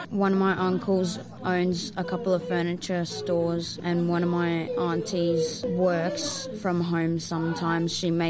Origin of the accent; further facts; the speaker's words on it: Queensland, Australia; I was born in Queensland, Australia, and my culture is Australian.